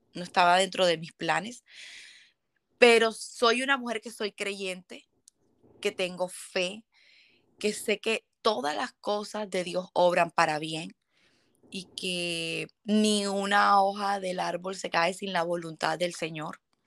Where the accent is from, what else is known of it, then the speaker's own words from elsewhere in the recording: Barranquilla, Atlántico, Colombia; yo vengo de Colombia, Barranquilla